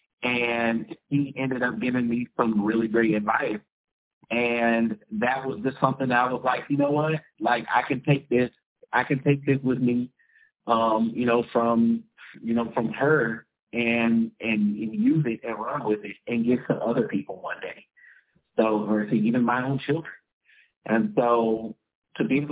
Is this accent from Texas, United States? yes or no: yes; Jasper, Texas, United States; I grew up in Jasper, Texas, on the border of Louisiana